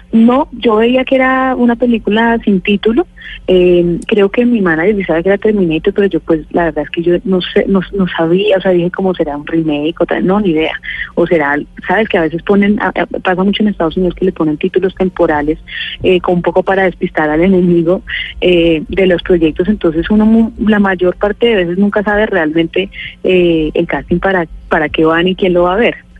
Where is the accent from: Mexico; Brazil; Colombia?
Colombia; yo, al ser colombiana, tengo un acento natural